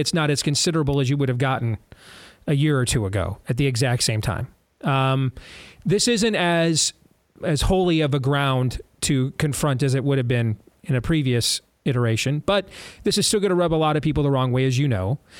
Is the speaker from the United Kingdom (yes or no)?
no; United States; I'm an American